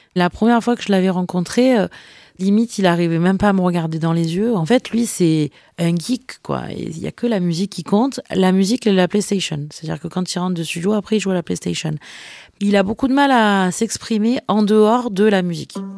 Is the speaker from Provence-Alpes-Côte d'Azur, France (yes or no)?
yes; Marseille, Provence-Alpes-Côte d'Azur, France; quand on est Marseillais, on a grandi dans cette culture